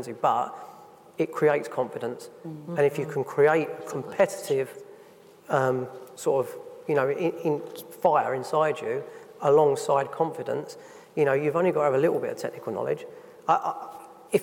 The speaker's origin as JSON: {"language": "English", "country": "United Kingdom", "said": "us as British people"}